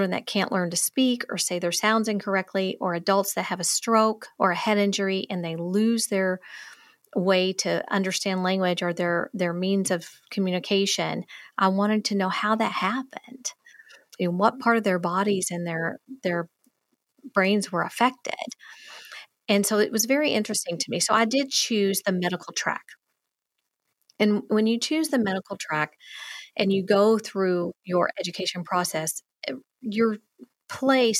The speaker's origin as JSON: {"language": "English", "region": "the South", "country": "United States", "accent": "Southern", "said": "I'm from the South. My drama teacher thought I needed even more of a Southern accent"}